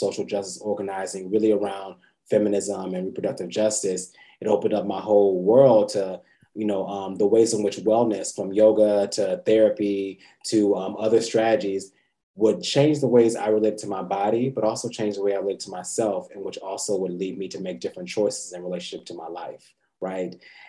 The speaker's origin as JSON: {"language": "English", "region": "Georgia", "country": "United States", "tie": "born or raised there", "also_born_or_lived": "Fort Lauderdale, United States / Germany", "said": "I'm a military brat, but I was born in Fort Lauderdale, Florida. Lived all across the really world, Germany, all across the United States. Really kind of went to high school and middle school in Georgia."}